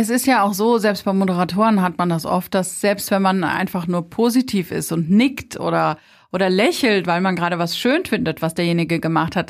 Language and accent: German; Rheinhessen, Rhineland-Palatinate, Germany; Wir sind halt aus Rheinhessen